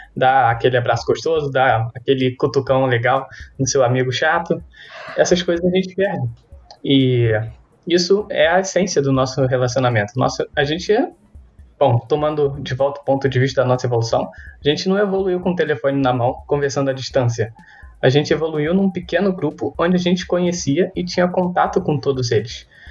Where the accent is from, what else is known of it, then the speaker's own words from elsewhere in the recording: Brazil; somos brasileiros